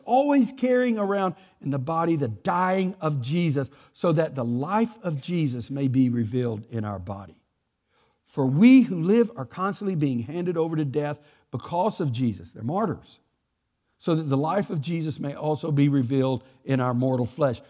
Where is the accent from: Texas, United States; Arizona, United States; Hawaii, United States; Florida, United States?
Texas, United States; I'm from Texas. We talk like this